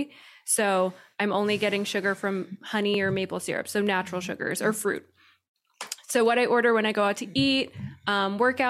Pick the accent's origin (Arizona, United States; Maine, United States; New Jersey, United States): Arizona, United States; moved away as an adult; also born or lived in New York; now in Dallas, United States; I'm from New York. So I was born in New York, and then I moved from New York to Arizona when I was in third grade